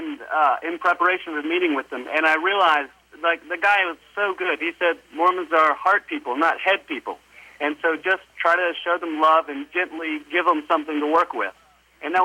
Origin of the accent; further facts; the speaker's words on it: United States; moved away as an adult; now in Australia; I'm actually secretly an American